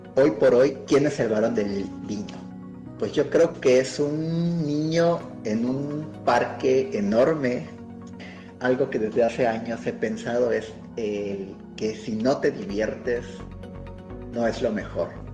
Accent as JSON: {"language": "Spanish", "region": "Yucatán", "country": "Mexico", "also_born_or_lived": "Mérida", "moved": "as an adult", "lives_now": "Valle de Guadalupe, Mexico", "said": "fundador del proyecto Barón del Vino, de origen yucateco y actualmente radicando en Valle Guadalupe"}